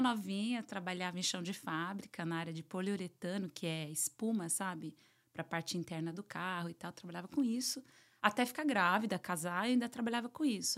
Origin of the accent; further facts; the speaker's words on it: São Paulo, Brazil; moved away as an adult; also born or lived in Argentina / United Arab Emirates; now in Miami, United States; Meus pais são da Paraíba, né? São uhum. nordestinos. Então, sou, criei, fui criada em São Paulo